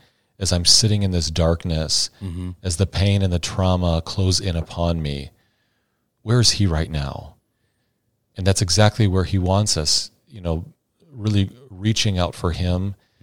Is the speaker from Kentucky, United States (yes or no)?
no; Iowa, United States; But Father Travis, fellow Iowan, it's great to be with you here.